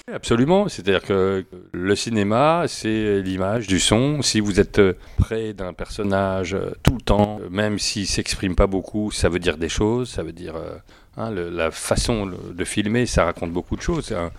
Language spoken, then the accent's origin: French; France; Français, oui, français. Je suis né en France, euh, oui, totalement français.